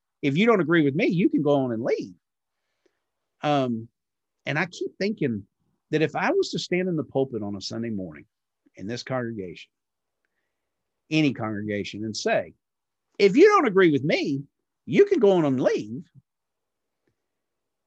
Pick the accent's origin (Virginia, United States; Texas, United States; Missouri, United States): Texas, United States; growing up in Texas, and I date the Baptist girls